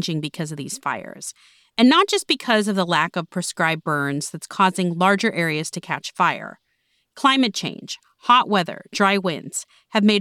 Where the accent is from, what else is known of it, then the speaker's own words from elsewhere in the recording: Florida, United States; I'm from Florida